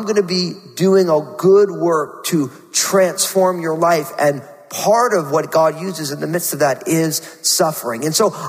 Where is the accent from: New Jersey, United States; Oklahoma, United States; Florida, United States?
New Jersey, United States; I went to Rutgers University in my home state of New Jersey